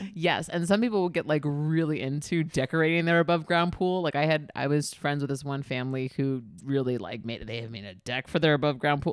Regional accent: New York City, New York, United States; I grew up in Queens

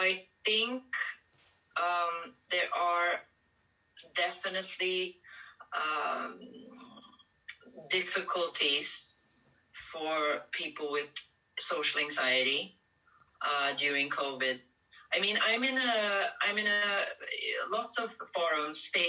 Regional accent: Sweden; moved away as an adult; now in Paris, France; But I'm originally from Sweden, and most of my life I lived in Sweden

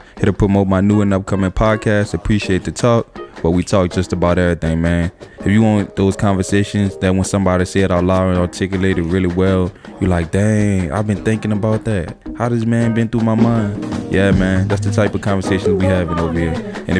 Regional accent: the South, United States; accent: southern

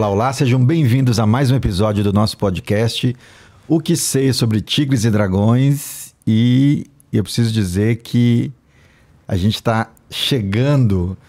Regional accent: Northeast Brazil, Brazil; eu, nordestino

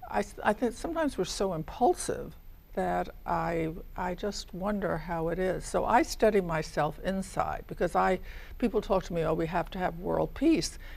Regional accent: United States; I'm an American.

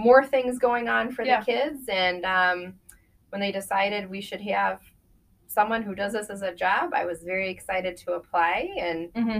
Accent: Nebraska, United States; moved away as an adult; I grew up in Nebraska

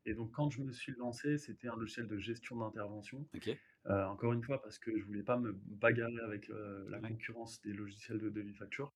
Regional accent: Hauts-de-Seine, Île-de-France, France; je viens des Hauts-de-Seine

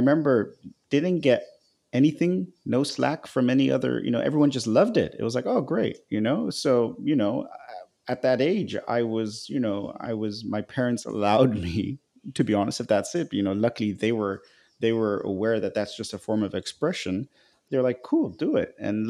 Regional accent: Nigeria; I actually remember now that when I was growing up in Nigeria, I was at the American school.

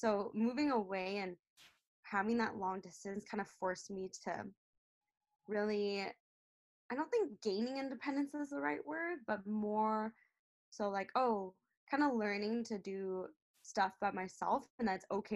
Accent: Seattle, Washington, United States; moved away as an adult; now in Vancouver, Canada; I'm actually from Seattle, Washington, and I spent most of my life there. So Seattle native

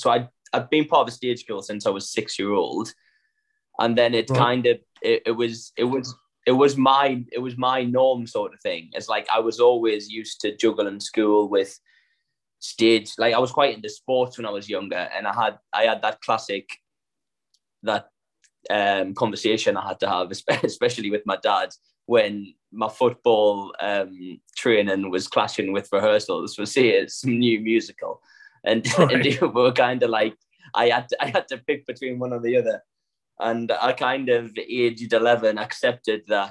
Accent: Sunderland, North East England, United Kingdom; accent: northern; now in London, United Kingdom; I'm from Sunderland in the northeast

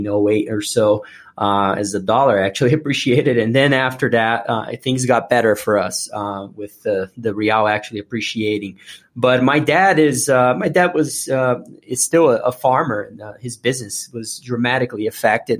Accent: Brazil; moved away as an adult; now in United States; I was born and raised in Brazil

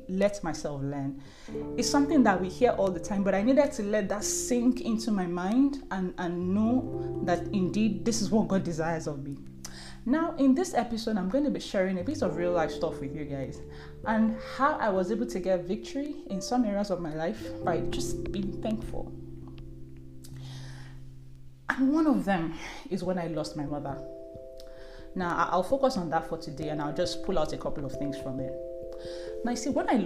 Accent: Nigeria; I'm first Nigerian

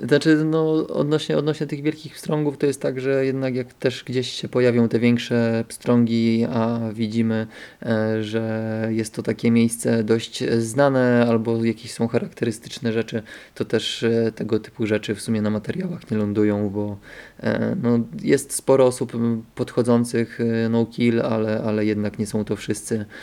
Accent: Bystrzyca Kłodzka, Lower Silesian Voivodeship, Poland; also born or lived in Wrocław; Bystrzycy, czyli, czyli tam mojego rodzinnego miasta

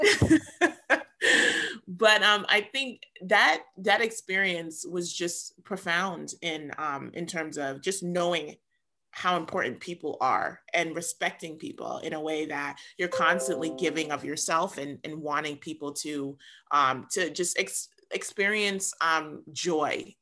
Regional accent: New York City, New York, United States; my family is Jamaican, but I was, I was born and raised in New York City.

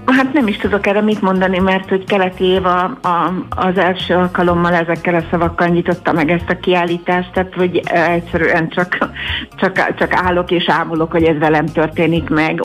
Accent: Bakonycsernye, Fejér, Hungary; Bakoncsárnyén a faluban, ahol fölnőttem

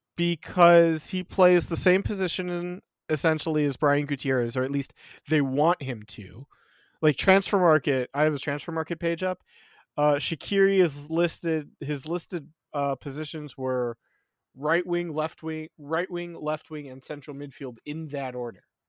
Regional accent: United States; I am an American

